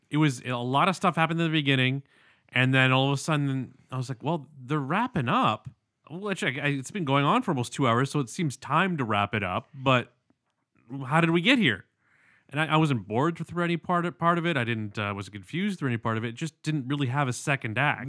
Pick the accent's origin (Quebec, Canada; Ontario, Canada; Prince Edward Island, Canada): Ontario, Canada; London; moved away; from my hometown